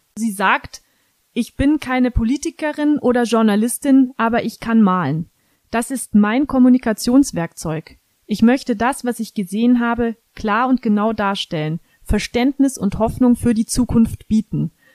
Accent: Germany; bei uns in Deutschland

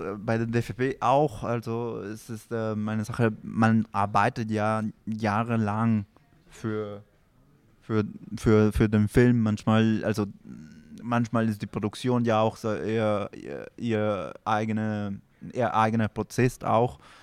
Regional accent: Peru; German is a second language; moved away; ich komme aus Peru

